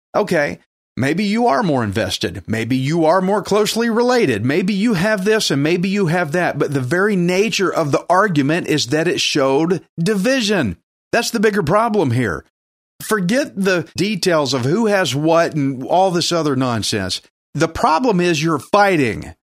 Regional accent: United States; I'm an American.

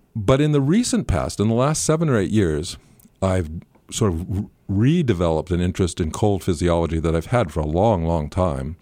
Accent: rural Northern California, United States; moved away as an adult; also born or lived in New Zealand; now in Auckland, New Zealand; I grew up in rural Northern California

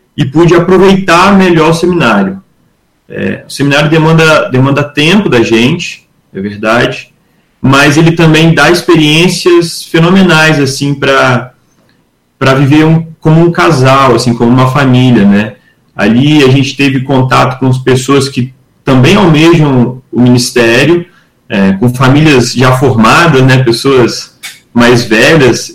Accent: Muqui, Espírito Santo, Brazil; also born or lived in Domingos Martins; Eu sou de Muqui, no sul do estado

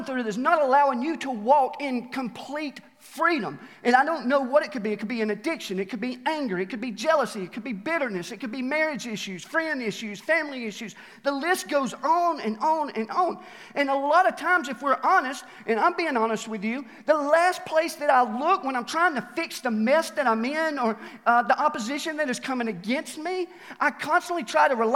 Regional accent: Alabama, United States; now in Mt. Juliet, United States; I'm from Alabama, and you guys constantly remind me, because of my grammar, that I'm from Alabama.

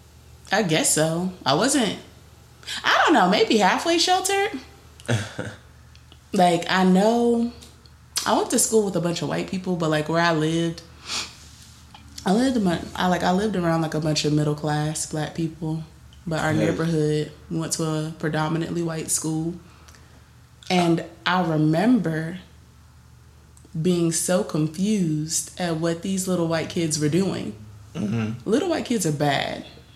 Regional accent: Greensboro, North Carolina, United States; I'm from Greensboro.

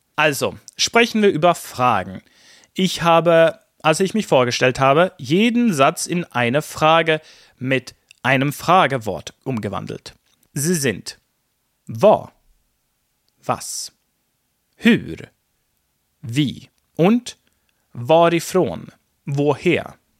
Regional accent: Sweden; in Schweden drücken wir eben Höflichkeit anders aus

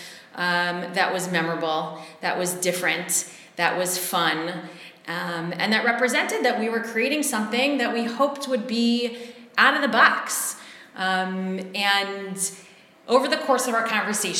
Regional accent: Cleveland, Ohio, United States; moved away as an adult; also born or lived in New York; now in Israel; I grew up in the United States. I'm from Cleveland, Ohio

